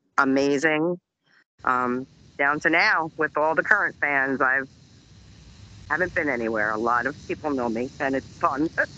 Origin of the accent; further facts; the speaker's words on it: Old Bridge, New Jersey, United States; I grew up in Old Bridge, which is 2 traffic lights away from Sayreville.